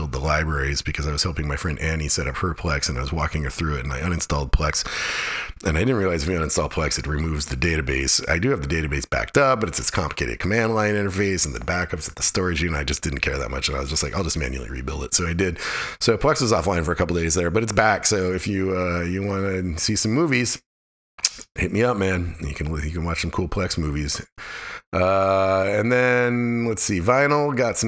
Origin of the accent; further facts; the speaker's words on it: Alaska, United States; I grew up in Alaska